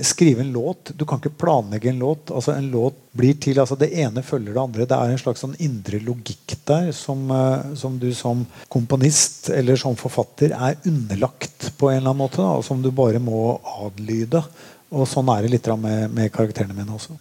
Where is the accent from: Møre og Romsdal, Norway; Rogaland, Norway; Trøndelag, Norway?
Møre og Romsdal, Norway; Molde; also born or lived in Oslo; Jeg flytta fra Oslo da jeg var åtte år gammel og bodde i Molde